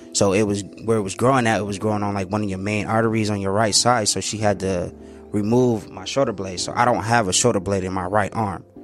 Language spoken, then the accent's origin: English; San Bernardino, California, United States; moved away as an adult; now in Phoenix, United States; I'm originally from San Bernardino